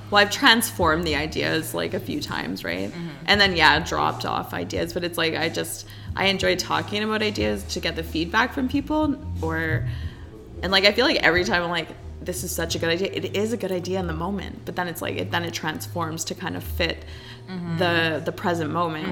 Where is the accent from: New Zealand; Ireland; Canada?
Canada; Invermere, British Columbia; moved away as an adult; also born or lived in Victoria, British Columbia; now in Alberta, Canada; I grew up in Invermere, BC, which is really close to Alberta actually.